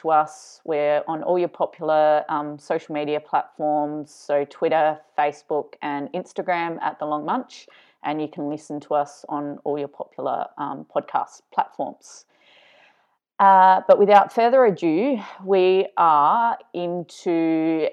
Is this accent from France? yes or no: no; South Australia, Australia; moved away; back in South Australia, my hometown